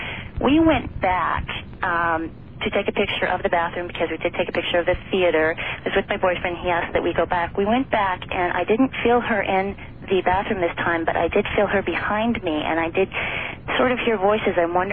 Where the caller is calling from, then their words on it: Seattle, Washington, United States; I'm calling from Seattle, Washington.